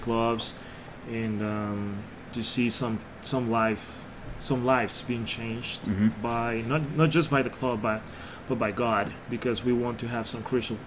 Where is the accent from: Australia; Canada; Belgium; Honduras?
Honduras; Tegucigalpa, Francisco Morazán; I come from Tegucigalpa, Honduras